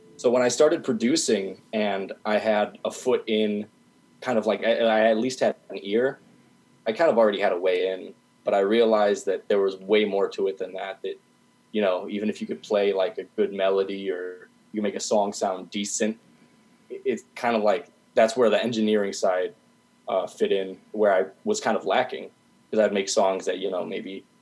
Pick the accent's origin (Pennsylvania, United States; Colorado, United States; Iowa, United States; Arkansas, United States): Iowa, United States; Dubuque; now in Iowa City, United States; I'm from Dubuque, Iowa, and as far as local music scene there's not really anything